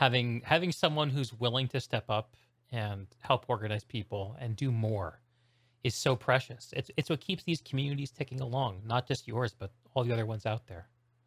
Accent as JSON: {"language": "English", "region": "New England", "country": "United States", "moved": "yes", "lives_now": "Seattle, United States", "said": "I'm a New England transplant living in Seattle"}